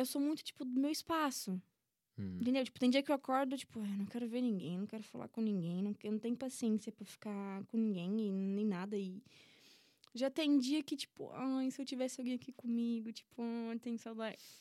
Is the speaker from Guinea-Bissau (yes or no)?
no; Brazil; moved away as an adult; now in Portugal; Em todos os meus anos que eu nasci, cresci e vivi no Brasil